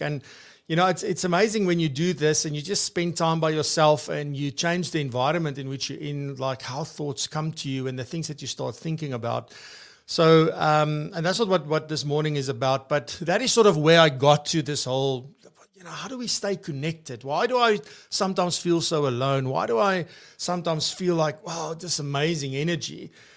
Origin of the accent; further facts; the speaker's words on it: Free State, South Africa; I'm from the Free State